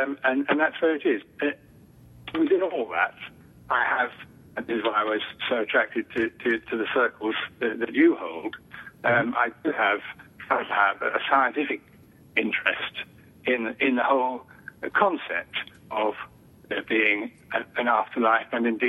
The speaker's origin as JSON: {"language": "English", "country": "United Kingdom", "accent": "British", "moved": "as an adult", "lives_now": "United States", "said": "I moved to this country quite recently, so I haven't yet lost my British accent, I don't think. And in Britain"}